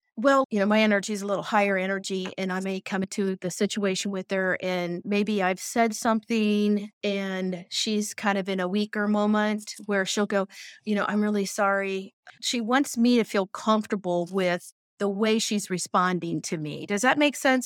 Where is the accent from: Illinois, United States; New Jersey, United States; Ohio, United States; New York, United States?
Ohio, United States; Tipp City; I'm from Tip City, Ohio